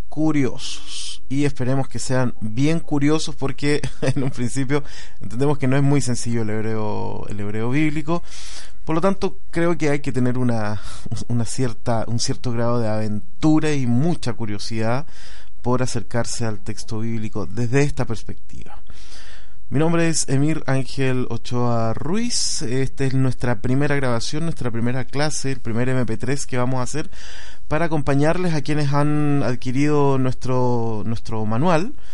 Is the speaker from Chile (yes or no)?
yes; Valdivia, Los Ríos, Chile; born there; yo nací en Valdivia, es una ciudad en el sur de Chile.